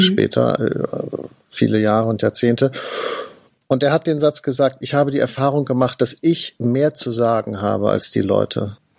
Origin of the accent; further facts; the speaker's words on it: Northern Germany, Germany; ich komme ja aus Norddeutschland